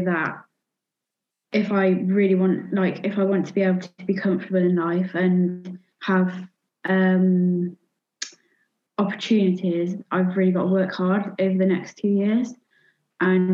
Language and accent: English; Worcester, West Midlands, United Kingdom; I'm 14 from Worcester.